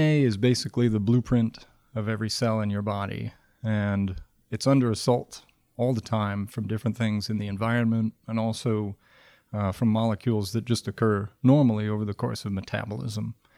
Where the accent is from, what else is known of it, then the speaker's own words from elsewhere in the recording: Michigan, United States; moved away as an adult; I grew up in Michigan and spent a lot of time outdoors as a kid